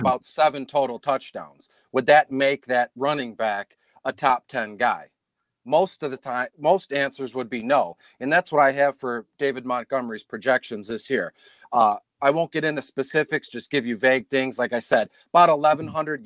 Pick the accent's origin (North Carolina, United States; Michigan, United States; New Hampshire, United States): Michigan, United States; Detroit; I'm from Detroit